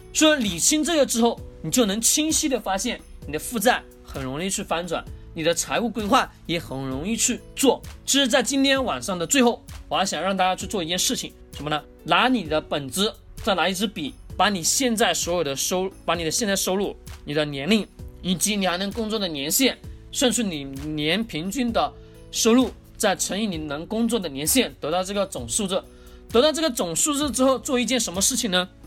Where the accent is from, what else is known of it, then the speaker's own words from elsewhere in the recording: China; 我们中国人老是在讲脸上有光